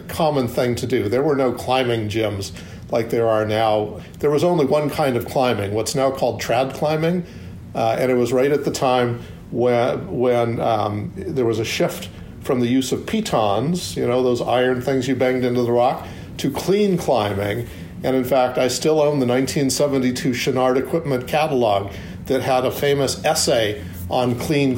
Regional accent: Long Beach, California, United States; I actually grew up in Southern California, at the beach in Long Beach

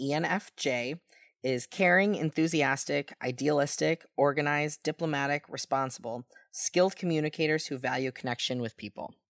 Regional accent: United States; I'm an American

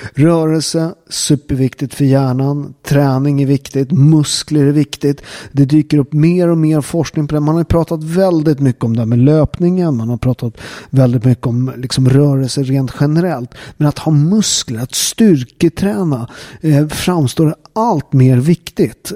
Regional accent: Southern Italy, Italy; now in Sweden; i södra Italien, där jag kommer ifrån

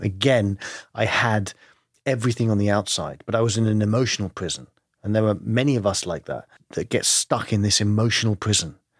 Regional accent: London, United Kingdom; accent: English; I grew up in London, uh, but my family is Greek

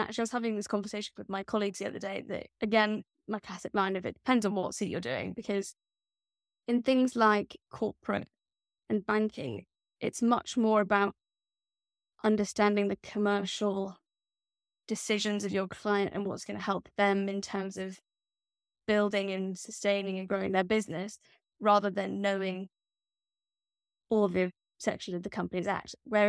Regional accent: Scotland, United Kingdom; but that makes because I'm Scottish.

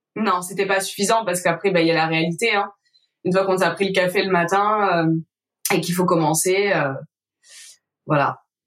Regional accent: Var, Provence-Alpes-Côte d'Azur, France; also born or lived in Marseille; Avant, je travaillais dans le Var parce que moi, je suis du Var.

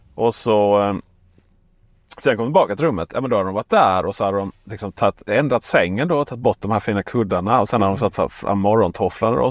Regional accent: Ronneby, Blekinge, Sweden; jag är från Ronneby

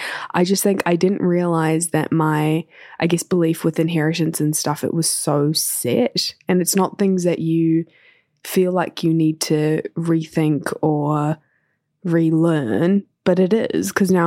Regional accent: India; my family live in New Zealand, but we're from India

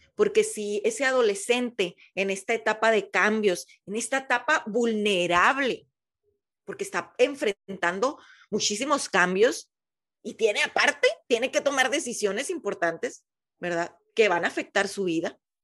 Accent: Mexicali, Baja California, Mexico; de donde yo soy, Mexicali, Baja California

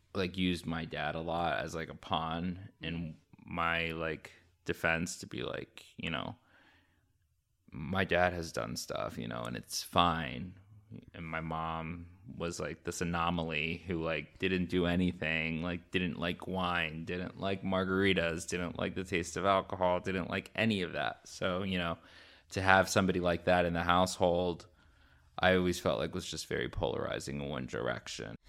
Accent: Orlando, Florida, United States; moved away as an adult; also born or lived in Boston / New York / Fort Lauderdale / Chicago; now in Miami, United States; I grew up in Florida, in Orlando

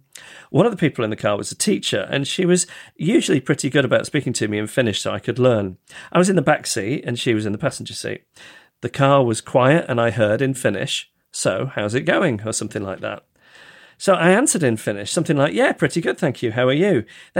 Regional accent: Yorkshire and the Humber, United Kingdom; accent: Yorkshire; my fellow classmates, mostly Southern, constantly berated me for my Yorkshire accent.

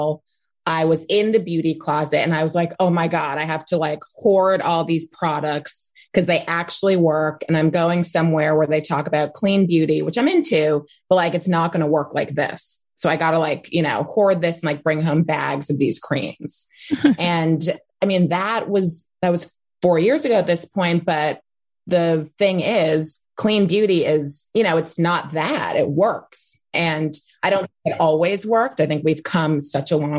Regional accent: New York City, New York, United States; I grew up in Manhattan on the Upper West Side

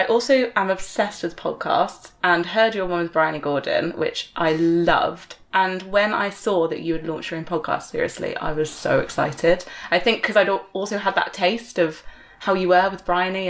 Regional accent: Exeter, South West England, United Kingdom; born or raised there

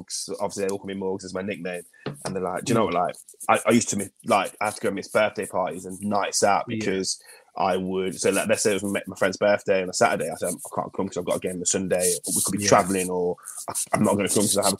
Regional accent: Leicester, East Midlands, United Kingdom; also born or lived in Glen Parva; I'm born and bred in Leicester. I live in Leicester.

